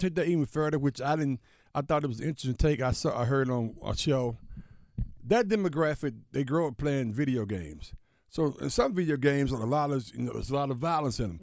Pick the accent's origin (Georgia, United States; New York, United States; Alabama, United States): Alabama, United States; my home state